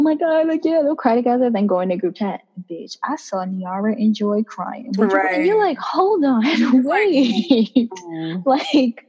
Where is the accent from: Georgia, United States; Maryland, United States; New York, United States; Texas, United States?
New York, United States; New York City; I was raised in East Flatbush.